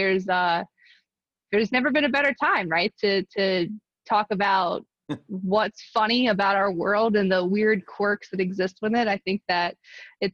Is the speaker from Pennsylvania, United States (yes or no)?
yes; Philadelphia, Pennsylvania, United States; also born or lived in New York City; now in Boston, United States; I am from West Philadelphia, born and raised in the suburbs out there